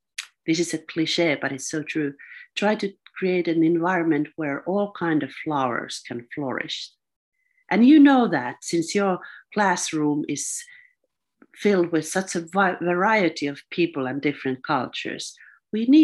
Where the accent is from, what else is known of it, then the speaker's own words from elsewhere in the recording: Finland; I'm from Finland.